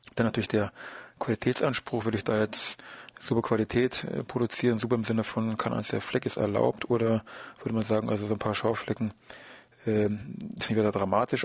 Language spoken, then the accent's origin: German; Germany; bei uns in Deutschland